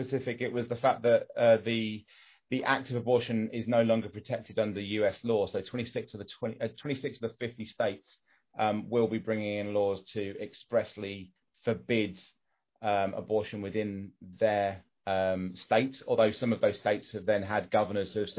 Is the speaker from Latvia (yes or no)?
no; England, United Kingdom; I'm English and, you know, male, white, middle class